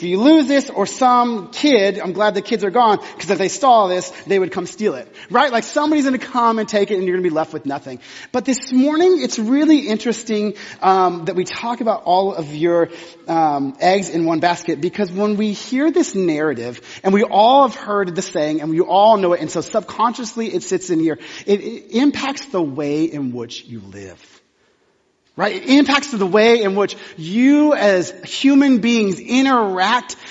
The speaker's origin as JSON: {"language": "English", "region": "Texas", "country": "United States", "moved": "yes", "said": "I'm from Texas"}